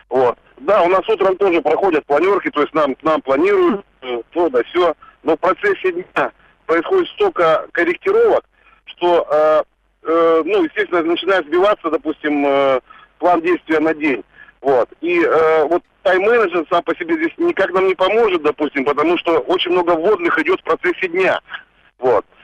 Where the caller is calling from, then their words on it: Surgut, Khanty-Mansi Autonomous Okrug, Russia; Я звонил из Сургута.